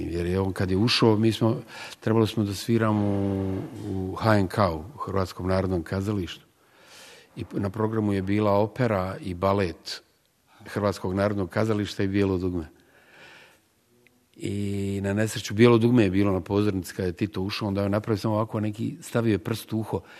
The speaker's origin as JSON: {"language": "Croatian", "town": "Sarajevo", "region": "Federation of Bosnia and Herzegovina", "country": "Bosnia & Herzegovina", "said": "ja sam u, u njoj učestvovao kao Sarajlija, kao, kao neko koji je iz BiH"}